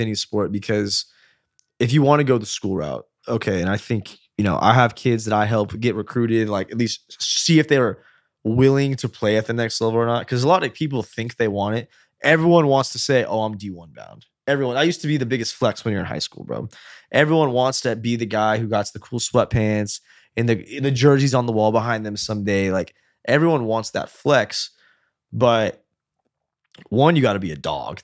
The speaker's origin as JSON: {"language": "English", "country": "United States", "said": "we're American"}